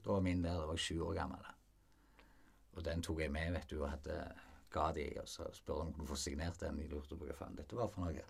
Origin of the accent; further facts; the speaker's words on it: Frafjord, Rogaland, Norway; Jeg vokste opp i Frafjord